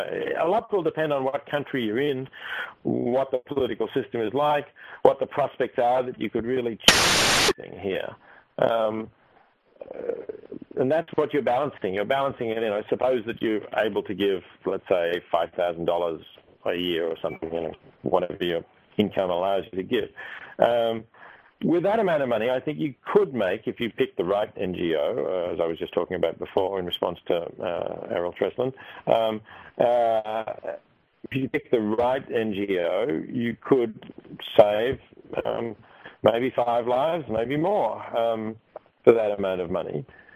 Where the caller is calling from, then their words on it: Australia; I'm currently speaking from Australia.